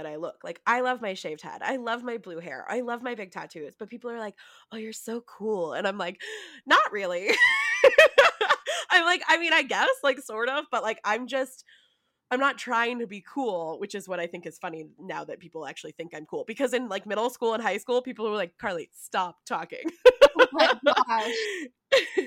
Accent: United States; I grew up in Tahoe.

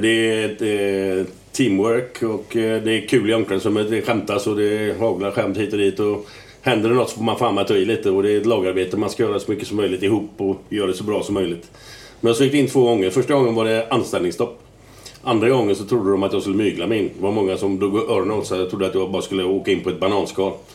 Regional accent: Gothenburg, Västra Götaland, Sweden; jag är jävligt stolt att komma från Göteborg

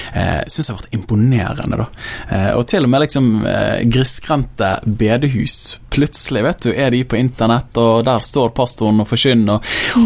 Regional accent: Bergen, Vestland, Norway; jeg kommer fra Åsane bydel, veldig glad i den bydelen. Jeg vokste opp der.

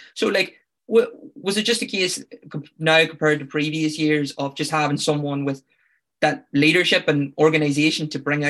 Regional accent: Northern Ireland, United Kingdom; Yeah, no, I'm from Tyrone.

